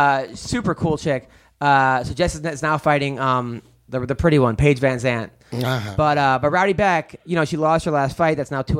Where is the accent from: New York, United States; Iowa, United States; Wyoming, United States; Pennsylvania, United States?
New York, United States; Oceanside; now in California, United States; I'm from Oceanside.